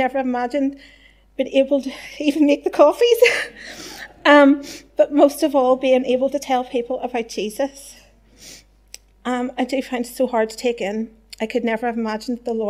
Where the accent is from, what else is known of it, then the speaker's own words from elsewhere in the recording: Whitewell, Northern Ireland, United Kingdom; also born or lived in Lisburn; I was brought up in Whitewell